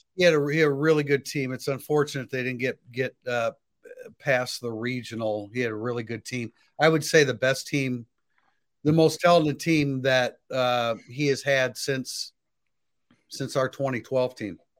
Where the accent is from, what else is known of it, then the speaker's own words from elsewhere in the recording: South Bend, Indiana, United States; growing up in South Bend